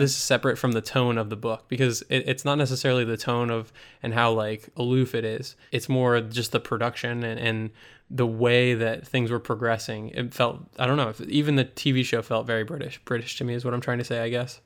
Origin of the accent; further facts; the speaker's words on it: United States; as an American audience member, I'm so used to seeing American films and American T V shows